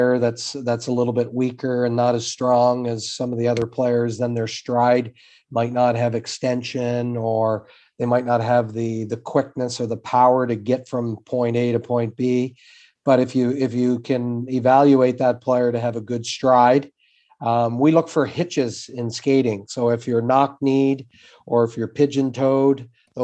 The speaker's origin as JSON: {"language": "English", "town": "Summerside", "region": "Prince Edward Island", "country": "Canada", "tie": "born or raised there", "moved": "yes", "said": "I'm from Summerside, Prince Edward Island, the other end of the island from where you are"}